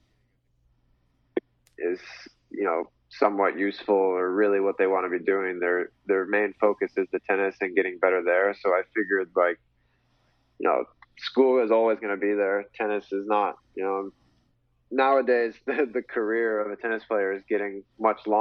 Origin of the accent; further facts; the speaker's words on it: Fort Worth, Texas, United States; I grew up in Fort Worth. My parents still live in Fort Worth